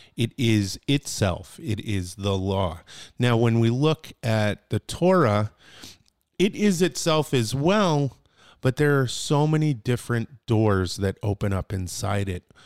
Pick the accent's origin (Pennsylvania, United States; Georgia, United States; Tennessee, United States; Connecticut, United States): Connecticut, United States; New Britain; I'm from hard hitting New Britain.